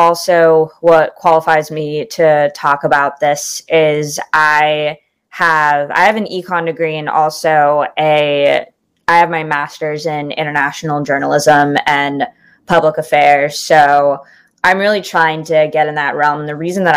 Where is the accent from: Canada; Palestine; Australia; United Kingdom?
Palestine; Ramallah, West Bank; I'm from Ramallah